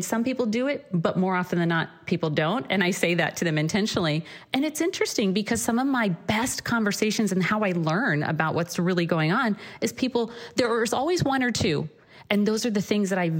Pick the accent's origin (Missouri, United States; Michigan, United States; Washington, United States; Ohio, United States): Missouri, United States; also born or lived in Chicago; now in California, United States; growing up in Missouri